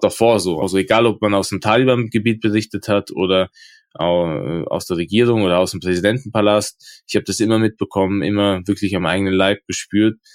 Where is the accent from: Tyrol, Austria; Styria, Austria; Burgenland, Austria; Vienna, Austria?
Tyrol, Austria; Innsbruck; also ich bin ja aus Innsbruck